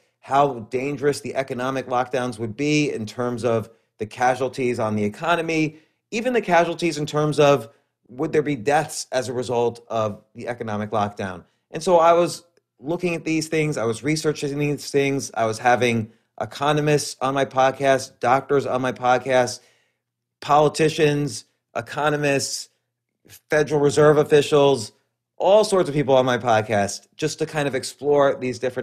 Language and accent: English; New York City area, United States; I was raised all around the New York City area